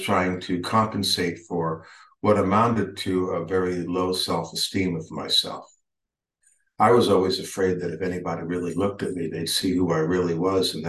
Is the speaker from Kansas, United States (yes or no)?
no; California, United States; also born or lived in New York; now in Austin, United States; grew up basically in California